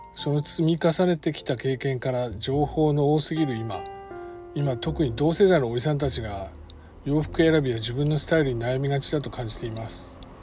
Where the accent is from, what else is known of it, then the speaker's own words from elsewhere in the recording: Takaoka, Toyama, Japan; moved away as an adult; now in Tokyo, Japan; 富山県高岡市の出身